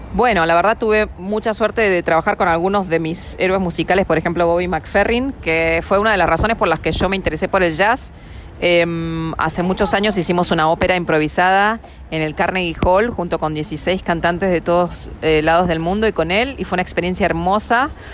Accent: Argentina; now in New York, United States; mi raíz eh, como argentina

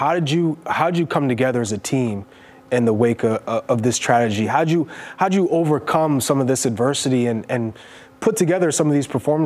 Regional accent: New Hampshire, United States; I grew up in New Hampshire

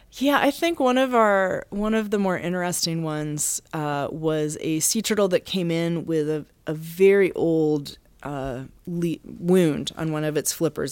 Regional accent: Massachusetts, United States; now in Baltimore, United States; I'm from Massachusetts

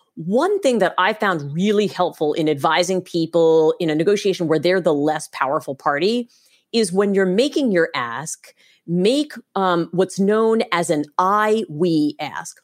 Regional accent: United States; I'm an American

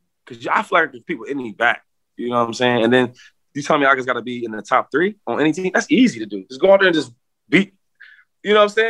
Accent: an hour away from Philadelphia, Pennsylvania, United States; I'm from here. I'm an hour away from Philadelphia. My hometown kid.

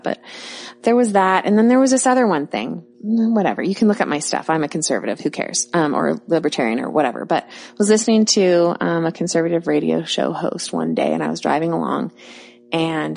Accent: Bellevue, Washington, United States; I'm from Bellevue

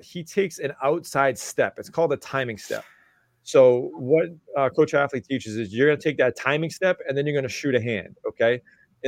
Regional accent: Massachusetts, United States; I'm from Massachusetts

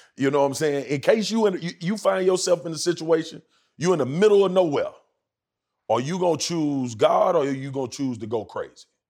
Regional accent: Baton Rouge, Louisiana, United States; growing up where I grew up in Louisiana

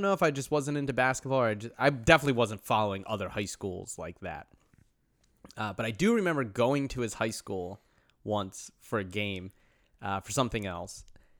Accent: Philadelphia, Pennsylvania, United States; moved away as an adult; now in Los Angeles, United States; I'm from Philadelphia area.

